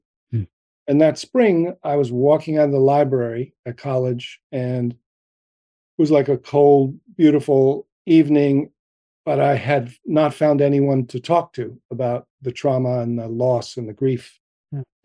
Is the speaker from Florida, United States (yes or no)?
no; New Jersey, United States; growing up in New Jersey